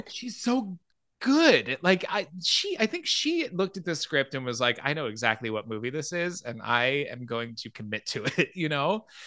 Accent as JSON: {"language": "English", "town": "Phoenix", "region": "Arizona", "country": "United States", "tie": "born or raised there", "said": "I grew up in Phoenix, so Mountain Time was what I grew up on"}